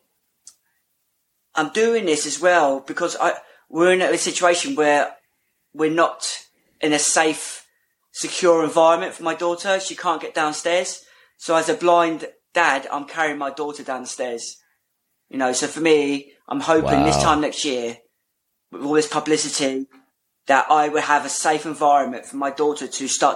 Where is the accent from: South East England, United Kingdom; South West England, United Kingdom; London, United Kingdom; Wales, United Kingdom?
South East England, United Kingdom; Portsmouth; I'm from Portsmouth